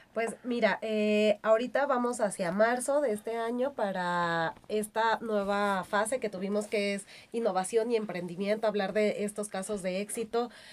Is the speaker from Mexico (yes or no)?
yes; Mexico